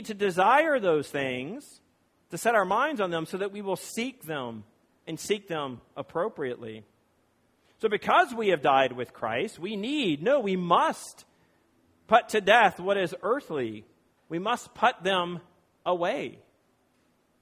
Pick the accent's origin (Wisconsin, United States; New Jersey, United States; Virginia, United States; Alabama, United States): Virginia, United States; now in California, United States; I live in California and that I am from Virginia.